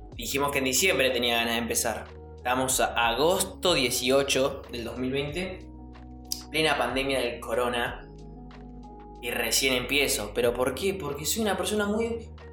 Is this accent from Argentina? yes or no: yes; Buenos Aires, Argentina; moved away as an adult; now in Entre Ríos, Argentina; yo soy de Buenos Aires, me mudé Entre Ríos